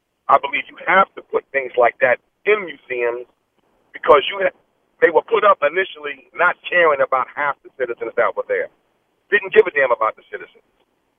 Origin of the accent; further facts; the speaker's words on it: New York City, New York, United States; moved away as an adult; now in Richmond, United States; I'm from Queens originally. I retired from the sanitation and moved down to Richmond. So I'm going to always be … even though I live in Richmond. It's just hard to get the New York out of me. You know, I'm one who feels, and I'm black.